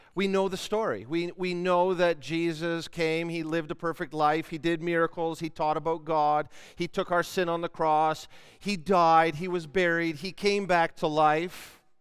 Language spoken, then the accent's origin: English; Canada; we're Canadian